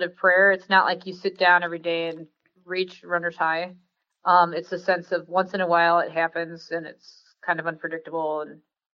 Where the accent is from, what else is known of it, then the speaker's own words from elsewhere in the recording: Rockford, Illinois, United States; I grew up in Rockford, Illinois